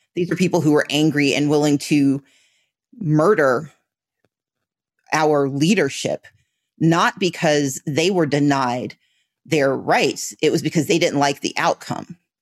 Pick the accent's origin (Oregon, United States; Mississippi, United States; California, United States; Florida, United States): Mississippi, United States; now in Georgia, United States; I grew up in Mississippi